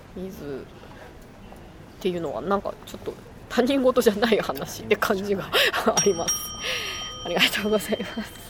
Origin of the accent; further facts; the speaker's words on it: Shiga, Japan; 私滋賀県の出身なので